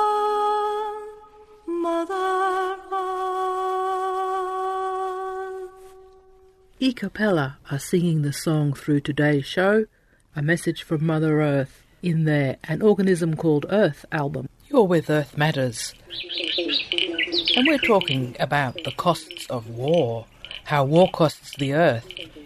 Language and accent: English; Scotland, United Kingdom; I was born in 1964 in Scotland